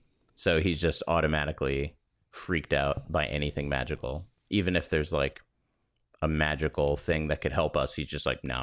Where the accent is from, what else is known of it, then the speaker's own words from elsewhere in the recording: Florida, United States; I grew up in Florida.